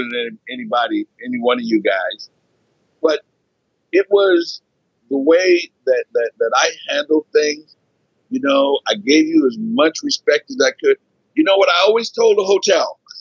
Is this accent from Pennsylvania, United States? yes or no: yes; Philadelphia, Pennsylvania, United States; moved away as an adult; also born or lived in Scottsbluff, Nebraska; I grew up in Philly.